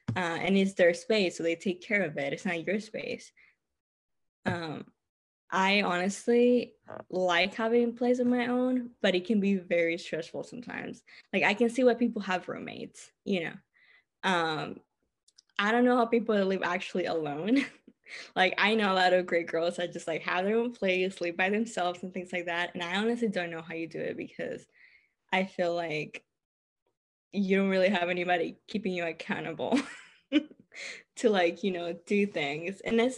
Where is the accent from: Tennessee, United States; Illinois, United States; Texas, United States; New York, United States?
Texas, United States; I know a lot of other states are not as half. I'm from Texas. Texas is like way cheaper than California.